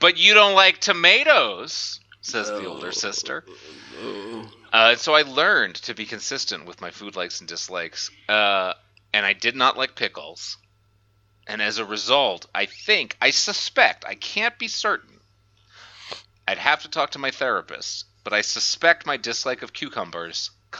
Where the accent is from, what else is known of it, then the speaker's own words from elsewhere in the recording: New Orleans, Louisiana, United States; Big thing where I'm from, though, because I'm also from New Orleans, which is like a heavy, heavy, heavy drinking town.